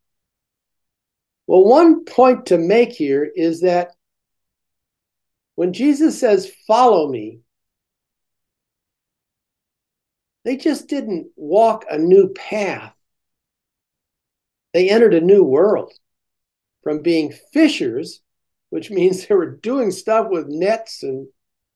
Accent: United States; as American Christians

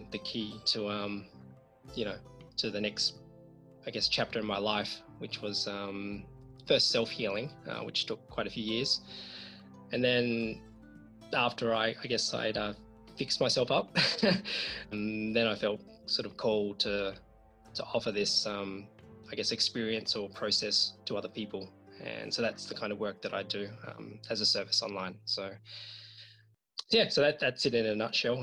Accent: Australia; I was born in Australia, but my parents are from Hong Kong and China. So they moved here in the 1970s, to start a new life. And I was fortunate enough to be born in Australia. And I've lived here all my life.

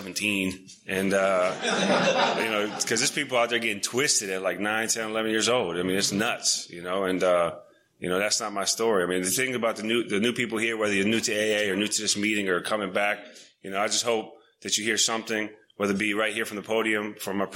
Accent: Washington, District of Columbia, United States; also born or lived in Montana; I moved to D.C. when I was 6 years old

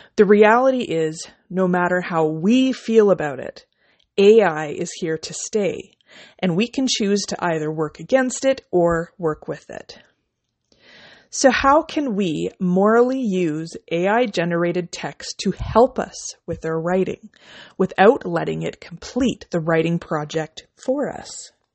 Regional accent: Canada; I'm a Canadian indie author

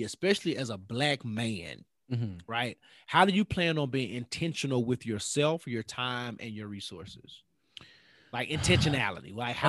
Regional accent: Memphis, Tennessee, United States; You know, I'm from Memphis. We don't ever grilling season really ain't ever over.

